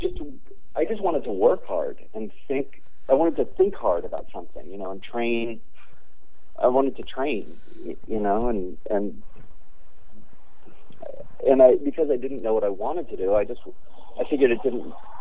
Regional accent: Berkeley, California, United States; I grew up in Berkeley and then went to UC Berkeley

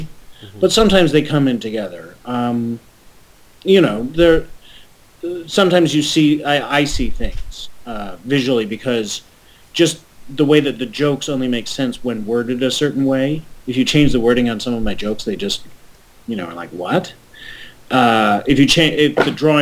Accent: Connecticut, United States; I grew up in Connecticut mostly

